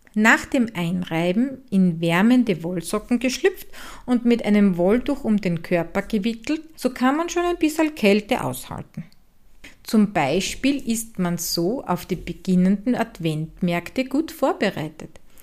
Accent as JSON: {"language": "German", "region": "Styria", "country": "Austria", "tie": "born or raised there", "said": "aus meiner Heimat in der grünen Steiermark"}